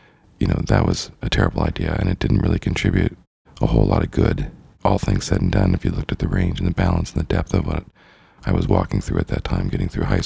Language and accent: English; Idaho, United States; growing up in Idaho, you know, in the Northwest